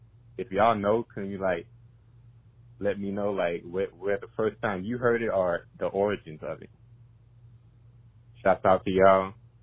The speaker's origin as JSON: {"language": "English", "town": "Gonzales", "region": "Louisiana", "country": "United States", "said": "I'm from Gonzales, Louisiana."}